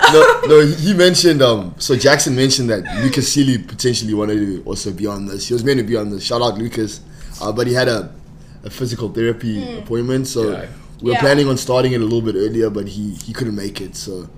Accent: South Africa; moved away as an adult; now in Spokane, United States; I'm from South Africa.

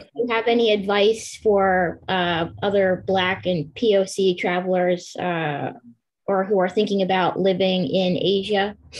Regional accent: Pennsylvania, United States; I'm from Pennsylvania

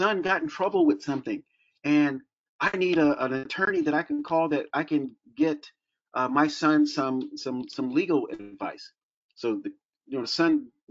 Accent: Florida, United States; growing up in Florida

